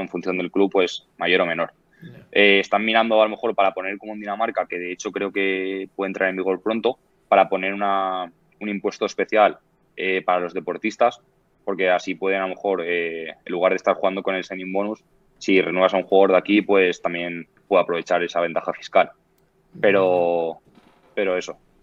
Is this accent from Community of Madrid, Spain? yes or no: no; Valencia, Valencian Community, Spain; moved away as an adult; now in Sweden; yo soy valenciano y valencianista